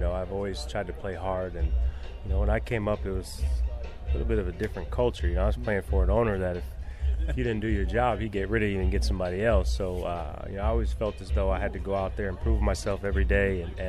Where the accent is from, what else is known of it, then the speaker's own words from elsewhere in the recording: New Jersey, United States; born there; You know, I was born in New Jersey, so I was a big Yankee fan growing up